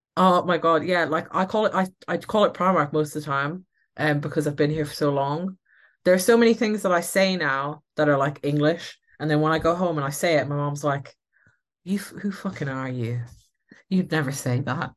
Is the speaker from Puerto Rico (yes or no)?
no; Ireland; moved away; I am Irish and I have an Irish passport.